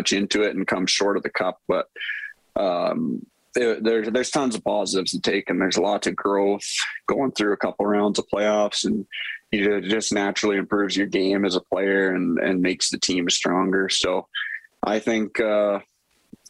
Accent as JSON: {"language": "English", "town": "Edmonton", "region": "Alberta", "country": "Canada", "tie": "born or raised there", "said": "coming to my hometown team and having all my family so close"}